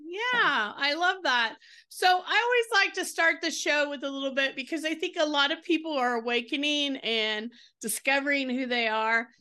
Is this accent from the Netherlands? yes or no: no; the South, United States; I'm from the South